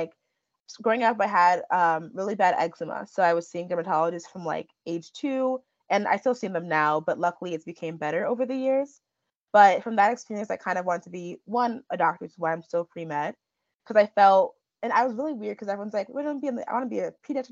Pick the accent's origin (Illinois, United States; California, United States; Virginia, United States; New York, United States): Illinois, United States; Chicago; So I was born and raised in Chicago, Illinois, by my two parents, both of whom are Nigerian immigrants